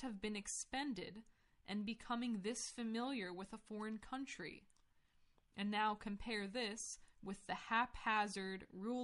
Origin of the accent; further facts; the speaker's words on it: United States; I grew up in America